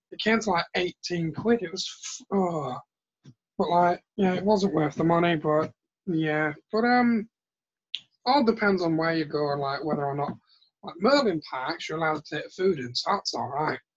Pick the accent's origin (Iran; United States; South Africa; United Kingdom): United Kingdom; I'm a I'm a Brit. It's what we do.